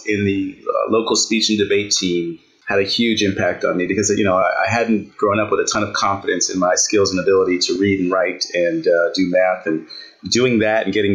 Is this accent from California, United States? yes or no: yes; Santa Ana, California, United States; also born or lived in Bronx, New York; now in Ohio, United States; I grew up in Santa Ana, California